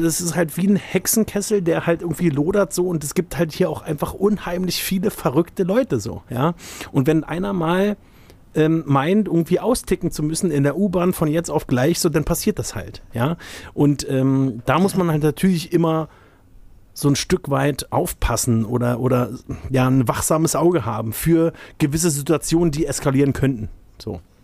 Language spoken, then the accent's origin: German; Berlin, Germany; als gebürtiger Berliner, ne, so auch aus, so in, aus meiner Generation